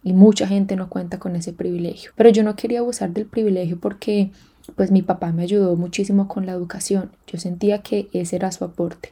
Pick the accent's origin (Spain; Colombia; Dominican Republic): Colombia; moved away as an adult; also born or lived in Kenya / Hong Kong; now in Australia; Colombia, hablé de cómo me vine, por qué me vine y les decía que yo hablaba spanglish